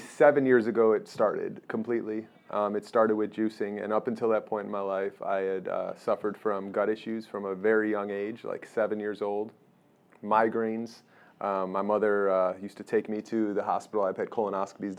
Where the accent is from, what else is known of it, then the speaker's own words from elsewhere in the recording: Chicago, Illinois, United States; moved away; I came from Chicago